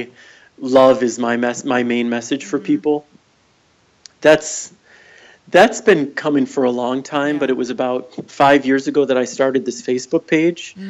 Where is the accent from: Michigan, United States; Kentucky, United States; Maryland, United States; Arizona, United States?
Michigan, United States; moved away as an adult; also born or lived in California / New York / Ann Arbor; I just moved back to Michigan. I grew up here.